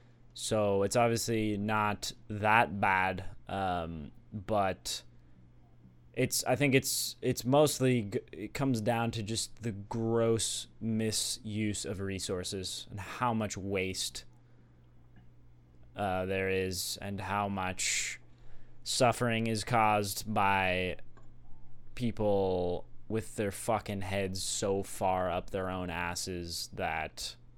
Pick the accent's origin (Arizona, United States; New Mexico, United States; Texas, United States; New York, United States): Arizona, United States; also born or lived in Sedona; growing up in Arizona during those times